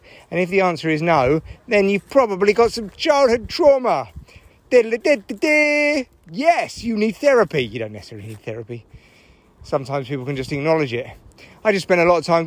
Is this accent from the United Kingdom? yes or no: yes; United Kingdom; I'm British